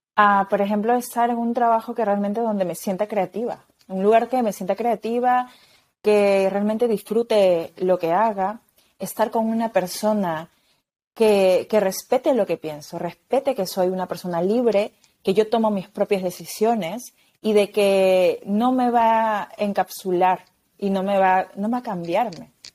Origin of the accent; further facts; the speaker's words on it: Peru; moved away as an adult; now in Spain; me fui de mi país, porque yo soy de Perú, vivo en España